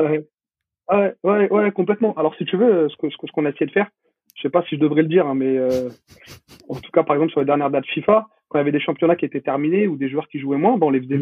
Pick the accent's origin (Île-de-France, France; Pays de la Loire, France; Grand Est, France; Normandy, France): Île-de-France, France; Paris; je suis, parisien, je suis de Paris.